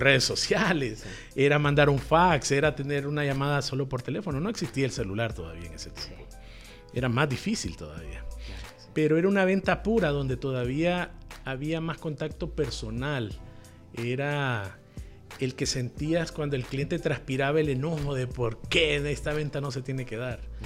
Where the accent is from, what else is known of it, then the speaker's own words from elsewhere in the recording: Tegucigalpa, Francisco Morazán, Honduras; yo nací en Tegucigalpa eh, hace 44 años y formé mi familia y todo en, el casco urbano, en puro Tegucigalpa